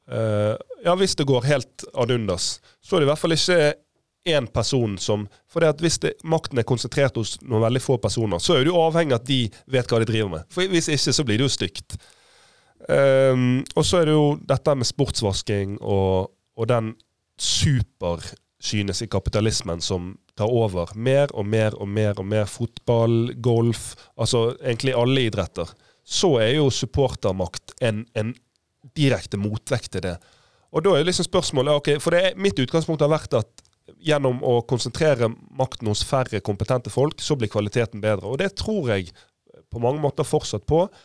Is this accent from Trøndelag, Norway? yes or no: no; Bergen, Vestland, Norway; Nå er jeg bergenser